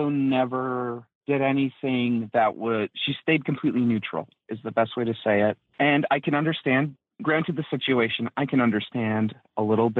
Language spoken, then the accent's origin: English; Minnesota, United States; now in Oklahoma, United States; from Minnesota. I currently live in Oklahoma